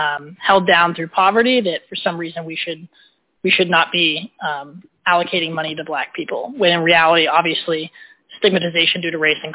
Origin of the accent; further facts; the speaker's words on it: Southwest Virginia, United States; I'm from Southwest Virginia